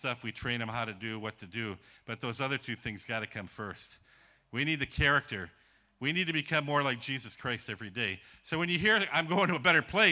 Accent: Ironwood, Michigan, United States; moved away as an adult; also born or lived in Hurley, Wisconsin / Ukraine; now in Georgia; I grew up in a place called Ironwood, Michigan

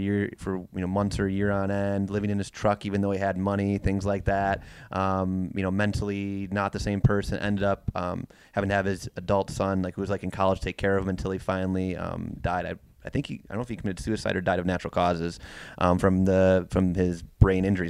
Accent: Tomahawk, Wisconsin, United States; I'm from Tomahawk, Wisconsin

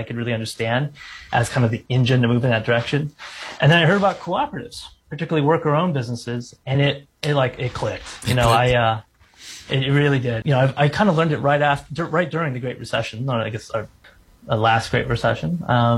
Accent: San Francisco, California, United States; moved away as an adult; also born or lived in Japan / Berkeley, California; now in Portland, United States; I was born in Japan, but I grew up in San Francisco

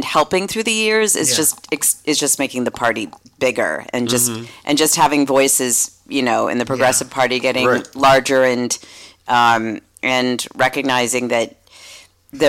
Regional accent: Lincoln, Massachusetts, United States; moved away as an adult; also born or lived in St. Louis, Missouri / Jamaica Plain, Boston; now in San Francisco, United States; I grew up in Lincoln, Massachusetts, a small town outside of Boston.

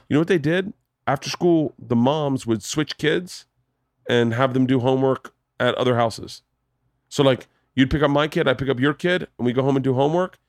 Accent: New Smyrna Beach, Florida, United States; moved away; I grew up in Florida. I grew up, we grew up surfing in New Smyrna

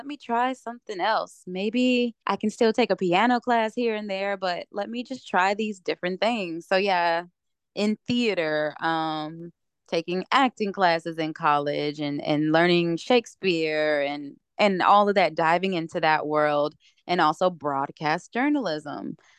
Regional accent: Ypsilanti, Michigan, United States; So starting out, growing up in Metro Detroit area, from a little town outside of Detroit called Ypsilanti, Michigan.

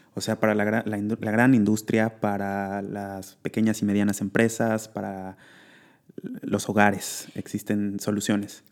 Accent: Mexico; mexicana como yo

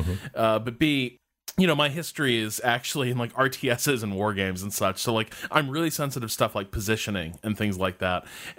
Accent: Chicago, Illinois, United States; we're both from Chicago

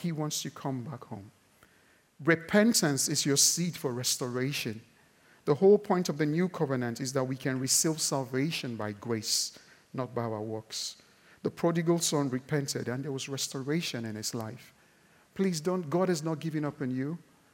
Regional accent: Nigeria; I'm Nigerian

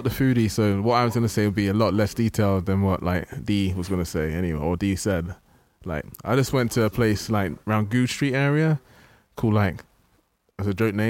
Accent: London, United Kingdom; I'm from London.

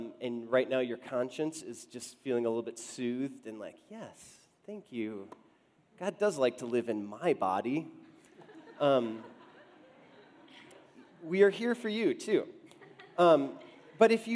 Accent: Wisconsin, United States; now in Denver, United States; Susie and I grew up in Wisconsin

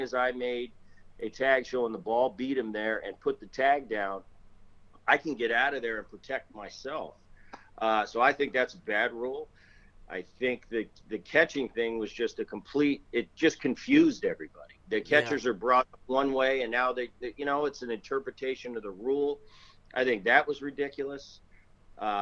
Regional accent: New Jersey, United States; also born or lived in Philadelphia; we grew up in Jersey

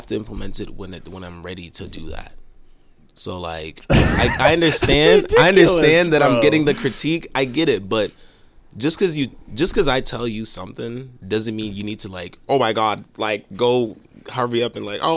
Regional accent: Brockton, Massachusetts, United States; also born or lived in Haiti / Mattapan, Boston; I'm from Brockton

